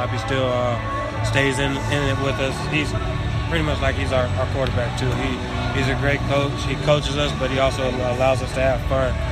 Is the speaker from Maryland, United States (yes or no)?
no; Virginia, United States; moved away as an adult; also born or lived in California / Iowa; now in Philadelphia, United States; I grew up in Virginia, played high school ball out there, about three hours away from here.